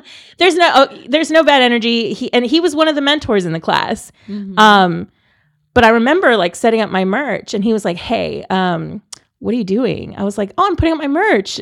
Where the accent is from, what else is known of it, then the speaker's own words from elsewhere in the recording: San Antonio, Texas, United States; moved away as an adult; also born or lived in Columbus, Ohio; I'm born and raised in San Antonio